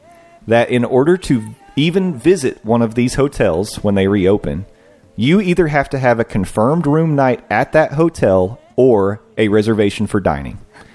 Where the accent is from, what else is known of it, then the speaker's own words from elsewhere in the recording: Canada; We're Canadian, so the exchange makes it much more expensive.